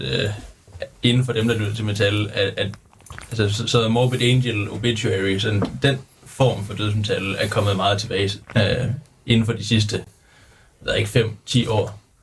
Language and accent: Danish; Jutland, Denmark; vi kommer fra Jylland